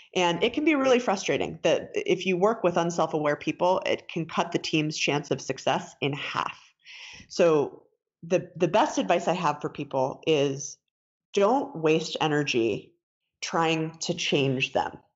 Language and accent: English; Denver, Colorado, United States; I was born and raised in Denver. Uh, lived here most of my life